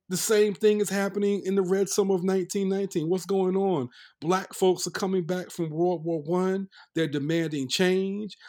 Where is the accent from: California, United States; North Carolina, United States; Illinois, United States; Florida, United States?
North Carolina, United States; we're cousins, you know, we grew up in North Carolina.